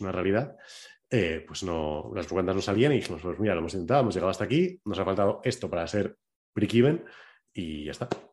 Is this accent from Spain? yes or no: yes; La Rioja, Spain; soy de Veranea de La Rioja